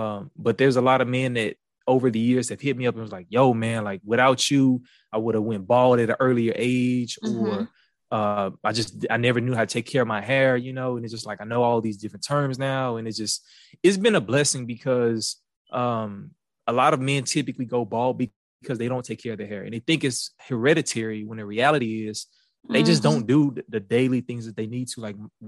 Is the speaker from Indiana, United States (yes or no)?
no; Houston, Texas, United States; accent: Houston; Yeah, so I was born in Houston. I moved around a lot as a kid. We moved all over from like Beaumont, Louisiana, different parts of Houston and things of that nature. But I'm a Houston native. You can probably tell in my accent